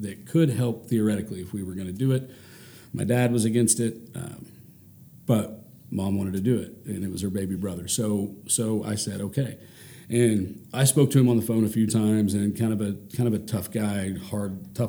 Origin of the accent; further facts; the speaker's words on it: Ponca City, Oklahoma, United States; also born or lived in Norman, Oklahoma; I grew up in Ponca City